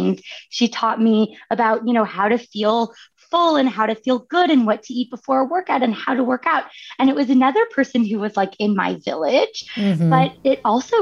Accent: Northern California, United States; I grew up in Northern California where there's like stunning views of San Francisco

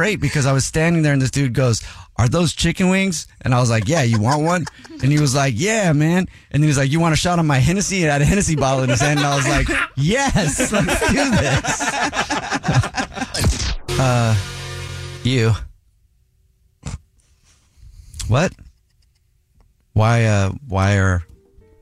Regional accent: United States; we're American

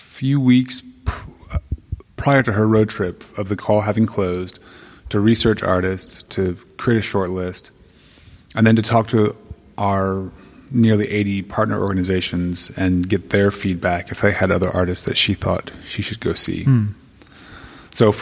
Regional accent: Texas, United States; also born or lived in New York City; now in Austin, United States; I am a Texan by heart

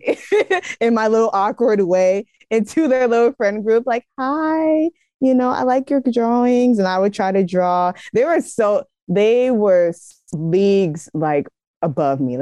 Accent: the Bay Area, California, United States; I'm from the Bay Area

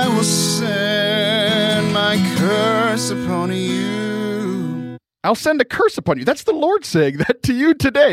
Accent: South Texas, United States; born or raised there; moved away

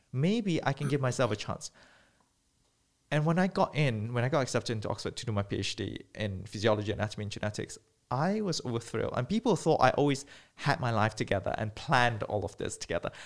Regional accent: Malaysia; moved away as an adult; also born or lived in United Kingdom; growing up in Malaysia, I was born and bred

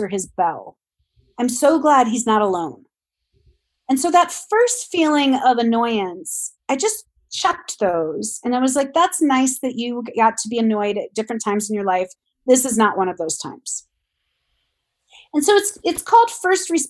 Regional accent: Ohio, United States; moved away; I grew up in Ohio

